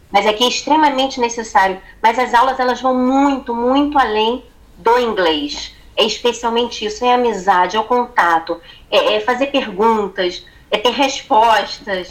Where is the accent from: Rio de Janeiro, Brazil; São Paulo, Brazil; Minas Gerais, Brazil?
Rio de Janeiro, Brazil; moved away as an adult; now in Portugal; Também sou do Rio.